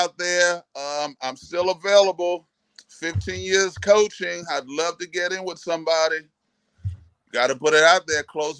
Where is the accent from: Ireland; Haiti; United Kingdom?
Haiti; You know, I grew up in Haiti, so I got to have some of my island sounds, some salsa.